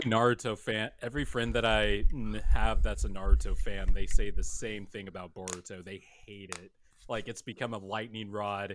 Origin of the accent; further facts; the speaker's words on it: Bakersfield, California, United States; Growing up in Bakersfield, California, that's about an hour and a half away from L A.